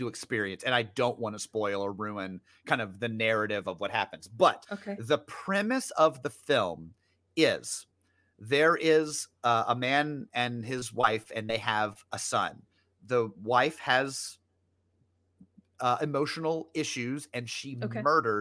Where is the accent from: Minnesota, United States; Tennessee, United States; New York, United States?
Tennessee, United States; Memphis; I grew up in Memphis too